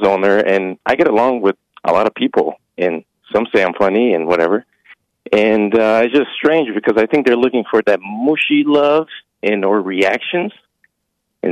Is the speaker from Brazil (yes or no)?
yes; Brazil; now in United States; I'm from Brazil